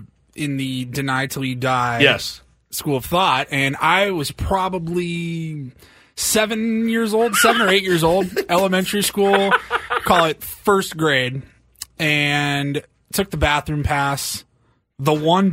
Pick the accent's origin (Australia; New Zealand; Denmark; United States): United States; Seattle, Washington; Growing up in Seattle